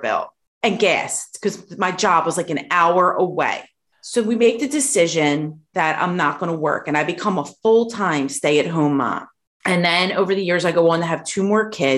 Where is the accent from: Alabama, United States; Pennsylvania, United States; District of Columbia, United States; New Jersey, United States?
Pennsylvania, United States; Philadelphia; the community that I grew up in Philadelphia